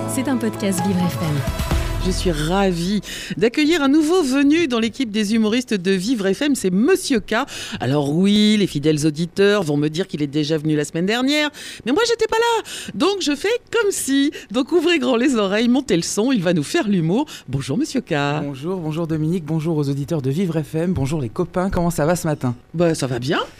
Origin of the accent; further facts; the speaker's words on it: Lorraine, Grand Est, France; je viens de Lorraine